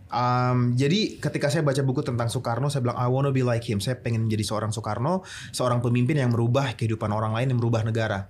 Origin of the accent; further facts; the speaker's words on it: Papua, Indonesia; aku emang dari Papua